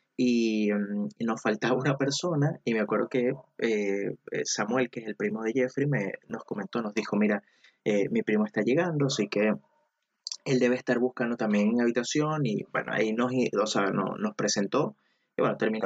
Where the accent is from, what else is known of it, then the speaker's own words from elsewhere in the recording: Venezuela; now in Chile; soy de Venezuela, pero actualmente vivo, vivo en Chile